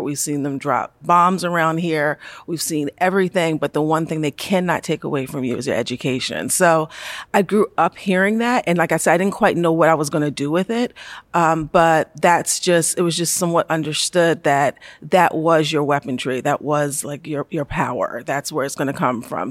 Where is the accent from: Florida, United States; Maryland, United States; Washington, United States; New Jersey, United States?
Maryland, United States; Baltimore; I'm from Baltimore. I'm from Baltimore City. Uh, grew up there